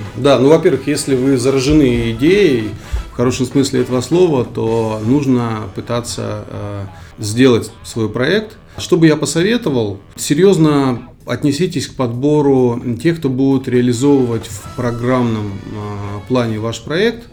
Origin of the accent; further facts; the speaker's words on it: Kyrgyzstan; moved away; я родом из Солнечной Средней Азии, Республика Киргизия